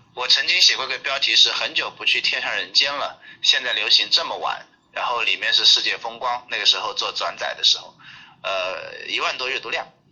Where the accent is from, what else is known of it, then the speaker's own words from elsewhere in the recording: Ganzhou, Jiangxi, China; 我是江西赣州人啊